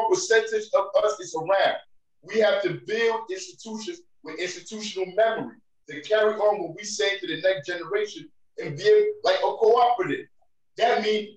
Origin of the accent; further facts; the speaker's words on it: United States; as an American, growing up, living in the system